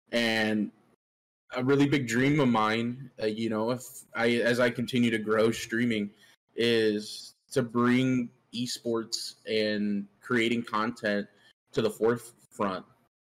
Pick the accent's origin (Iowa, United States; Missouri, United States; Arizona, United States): Iowa, United States; moved away; my home state and where I'm at right now, home for the summer, is Iowa.